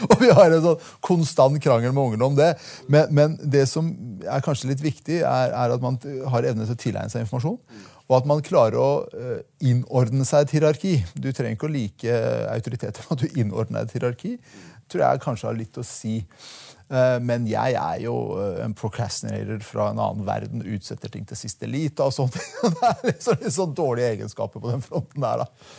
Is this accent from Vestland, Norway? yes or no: no; Telemark, Norway; also born or lived in Iran; Jeg er en telemarking på Stortinget